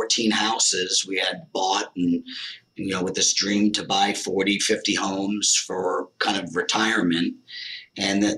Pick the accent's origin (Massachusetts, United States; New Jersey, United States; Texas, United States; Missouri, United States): New Jersey, United States; moved away as an adult; also born or lived in Las Vegas / Arizona; I moved from New Jersey, born and raised, to Las Vegas